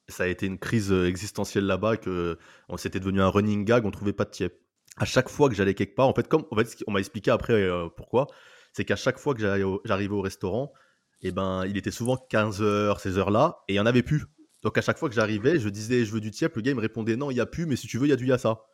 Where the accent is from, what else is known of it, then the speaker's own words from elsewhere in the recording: France; en tant que Français